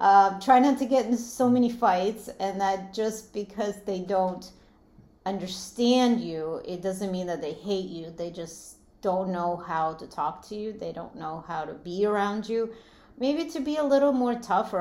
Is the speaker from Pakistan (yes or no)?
no; Latvia; moved away; I grew up in in Latvia, which was part of Soviet Union